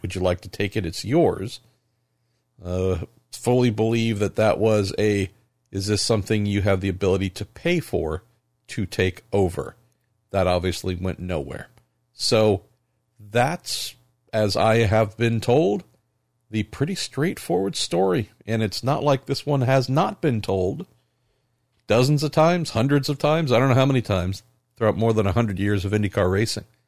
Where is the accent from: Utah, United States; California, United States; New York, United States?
California, United States; my home state, California